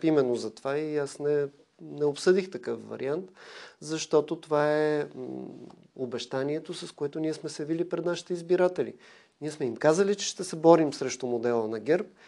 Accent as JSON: {"language": "Bulgarian", "country": "Bulgaria", "said": "това, което съм получил от България, като образование, възпитание"}